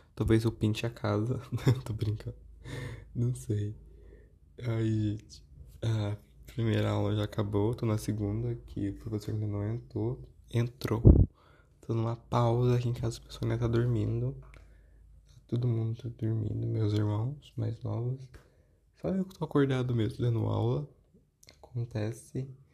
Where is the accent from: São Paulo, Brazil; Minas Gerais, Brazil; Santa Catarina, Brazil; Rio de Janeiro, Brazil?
Minas Gerais, Brazil; eu sou mineiro